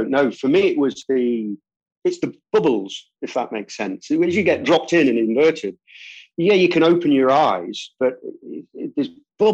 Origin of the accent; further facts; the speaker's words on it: United Kingdom; I'm British